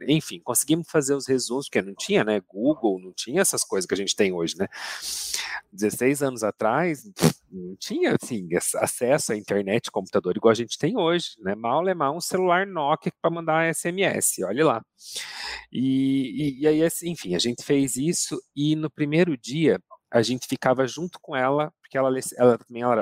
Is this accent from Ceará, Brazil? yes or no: no; Campo Mourão, Paraná, Brazil; accent: Curitiba; now in Curitiba, Brazil; Hoje em uhum. dia o meu sotaque já é mais curitibanês, né? Acabei herdando isso. Faz 16 anos que eu tô aqui na capital, mas eu sou natural de Campo Mourão, do interior do uhum.